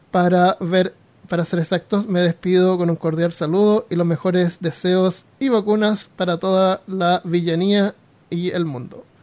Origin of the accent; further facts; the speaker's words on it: Chile; Les cuento que soy chileno y, con, y como la mayoría de mis compatriotas he vivido la mayor parte de mi vida en Chile.